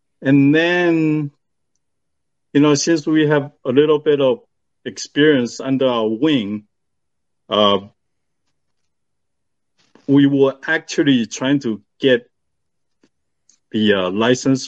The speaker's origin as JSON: {"language": "English", "country": "Taiwan", "tie": "born or raised there", "moved": "yes", "lives_now": "United States", "said": "I was born in Taiwan."}